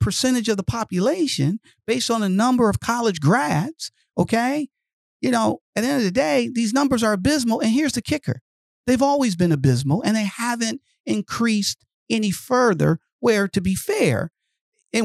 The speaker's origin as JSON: {"language": "English", "town": "Detroit", "region": "Michigan", "country": "United States", "tie": "born or raised there", "said": "I grew up in Detroit, Michigan"}